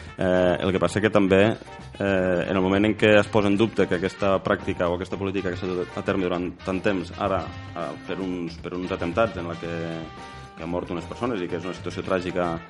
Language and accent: Catalan; Pallars, Catalonia, Spain; jo sóc del Pallars